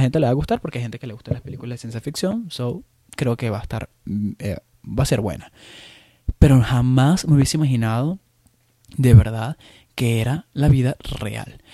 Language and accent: Spanish; Venezuela; moved away as an adult; now in Chicago, United States; yo, como venezolano que, soy y que he vivido casi la mayoría de de mi vida, la viví en Venezuela